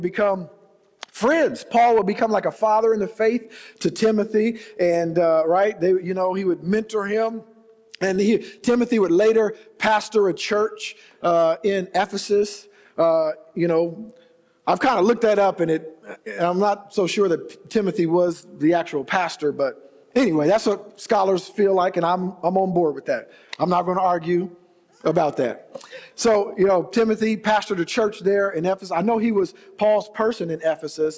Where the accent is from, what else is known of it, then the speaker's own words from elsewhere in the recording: Ohio, United States; moved away; also born or lived in Indianapolis, Indiana; I'm from Ohio originally.